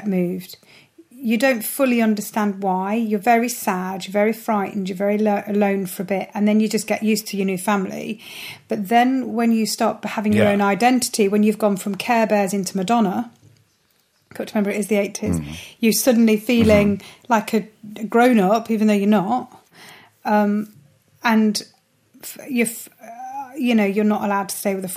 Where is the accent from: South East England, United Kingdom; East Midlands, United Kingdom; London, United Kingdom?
East Midlands, United Kingdom; Nottingham; moved away as an adult; also born or lived in New York; I love the city I'm from, and I'm proud to be from there